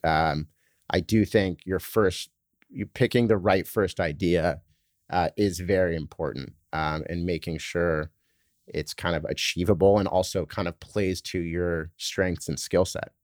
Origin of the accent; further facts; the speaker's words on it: Laguna Beach, California, United States; moved away as an adult; also born or lived in San Francisco / Boston / New York; I was born in San Francisco actually, but uh, grew up in Laguna Beach in Southern California